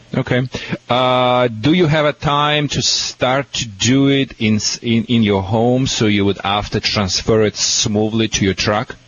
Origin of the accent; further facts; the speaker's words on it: Russia; moved away; From Russia